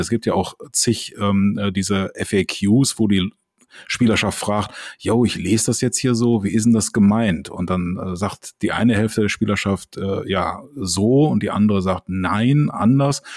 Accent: Düsseldorf, North Rhine-Westphalia, Germany

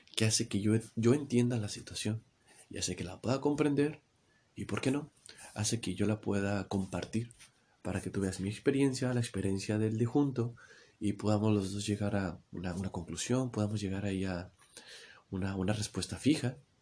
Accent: Mexico; aquí en mi país, en México, se usa una, jerga eh, que no tienes pilas, le decimos

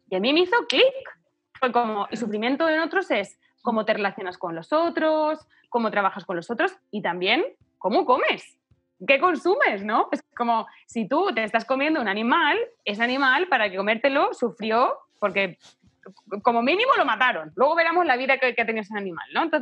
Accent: Chile; born there; un poco porque nacimos en Chile, ¿no?

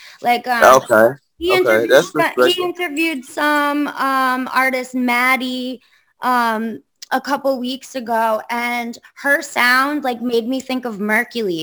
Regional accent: Long Island, New York, United States; I'm from Long Island, but, like, I don't belong on Long Island.

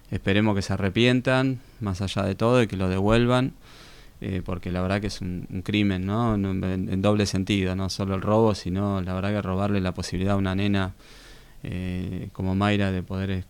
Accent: Béccar, Buenos Aires Province, Argentina; moved away as an adult; now in Tandil, Argentina; Yo nací en Becar, partido

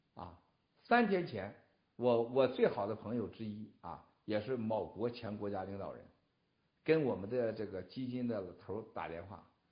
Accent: China; 我们中国人是啥样？

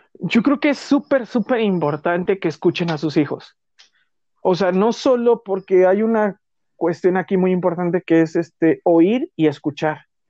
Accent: Mexico City, Mexico; also born or lived in Guerrero; yo soy de la Ciudad de México, y este, solo que mis papás les ofrecieron un trabajo muy bueno en Guerrero y viví seis años en Guerrero nada más, de los, de, como de un año hasta los cinco. O sea, fue poquito tiempo. Y ya de ahí, pues me vine aquí a la Ciudad de México. Y ya toda mi vida ha sido en la Ciudad de México

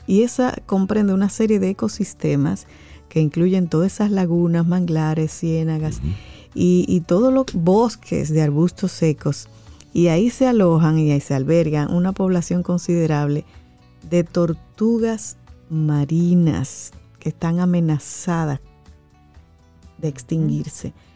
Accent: Dominican Republic; nosotros como República Dominicana

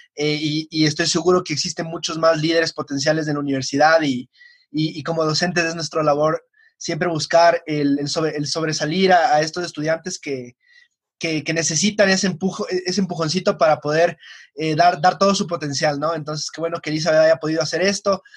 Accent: Quito, Pichincha, Ecuador; estoy en el Colegio Benalcázar, aquí en Quito, soy quiteño

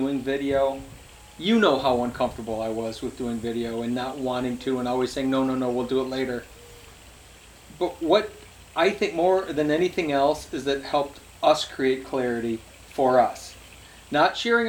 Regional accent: Michigan, United States; we're from Michigan

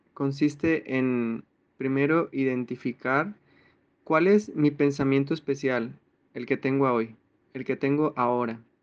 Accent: Mexico; Todos los que somos de México

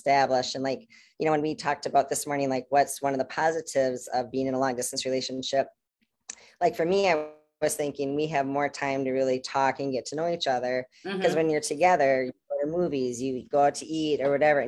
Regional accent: United States; I'm American

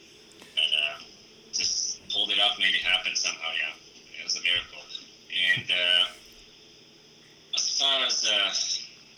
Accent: Latvia; they opened the training facility, you know, named after me in my hometown, and we were able to, you know, held the European Championships for the first time in my, you know, country.

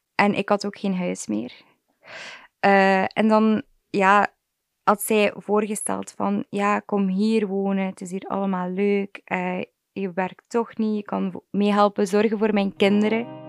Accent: Wevelgem, Flanders, Belgium; ik ben 23 jaar, ik kom uit Wevelgem

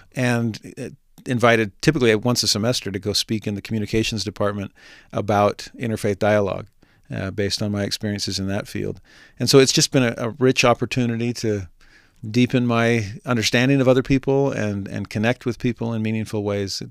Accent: Southern California, United States; moved away as an adult; also born or lived in San Diego / Texas / Los Angeles; now in Utah, United States; I grew up in Southern California, uh, born in the San Diego area, and then spent seven years in Texas, and then spent most of my teenage years in Los Angeles

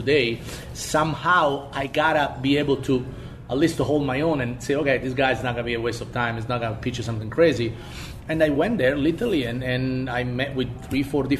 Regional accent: Spain; now in United States; I grew up in the Spanish Mediterranean region

